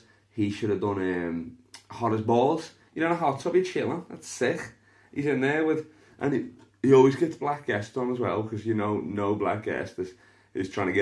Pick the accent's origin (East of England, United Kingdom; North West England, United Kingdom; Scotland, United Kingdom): North West England, United Kingdom; Liverpool; I'm from Liverpool